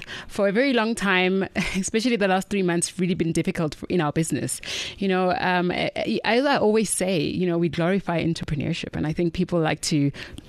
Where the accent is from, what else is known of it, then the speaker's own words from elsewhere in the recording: Mabopane, Gauteng, South Africa; We're from Pretoria, born and bred from Mapopani, ladies from Mapopani